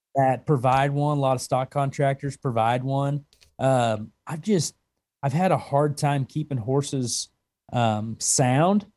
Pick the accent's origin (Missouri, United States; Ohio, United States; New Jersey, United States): Missouri, United States; Conway; also born or lived in Oklahoma; now in Wyoming, United States; I'm from Southwest Missouri